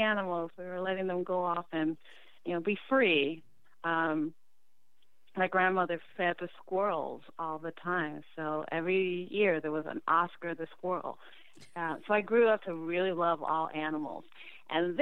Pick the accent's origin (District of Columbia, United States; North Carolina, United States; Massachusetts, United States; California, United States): District of Columbia, United States; Washington; I was born in Washington, D.C. I was born at Providence Hospital